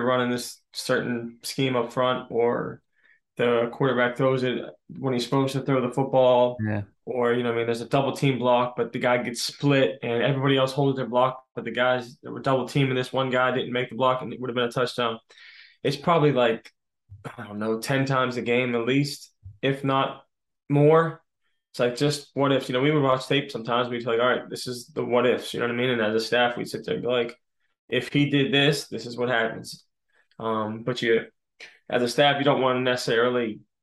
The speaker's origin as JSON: {"language": "English", "town": "Pittsburgh", "region": "Pennsylvania", "country": "United States", "tie": "born or raised there", "also_born_or_lived": "Philadelphia, United States", "said": "we came to Pittsburgh, my hometown"}